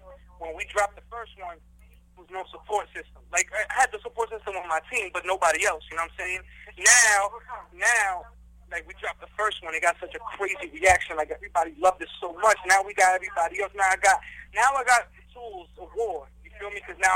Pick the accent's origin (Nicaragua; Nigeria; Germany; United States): United States; New York City, New York; I'm from Jackson Heights. It's the melting pot of America.